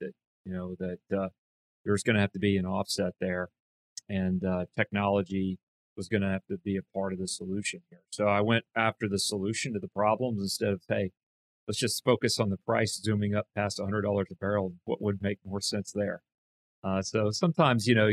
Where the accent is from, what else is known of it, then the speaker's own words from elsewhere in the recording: Bryan, Texas, United States; also born or lived in Houston, Texas; I grew up in Bryan, Texas. Went to high school, obviously, in Bryan